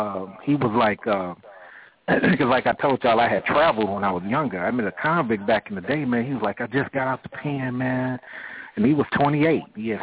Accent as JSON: {"language": "English", "town": "Oakland", "region": "California", "country": "United States", "moved": "yes", "lives_now": "Atlanta, United States", "said": "No, I'm from Oakland, California."}